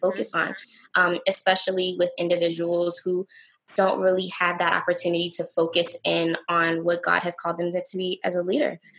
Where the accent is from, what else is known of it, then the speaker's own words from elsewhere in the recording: Newport News, Virginia, United States; I'm from Newport News, Virginia. I love Newport News. This is my city.